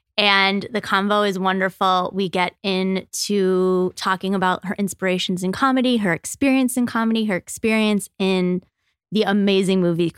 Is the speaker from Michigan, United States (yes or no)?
yes; Michigan, United States; now in Los Angeles, United States; I'm from Michigan. I understand the seasons.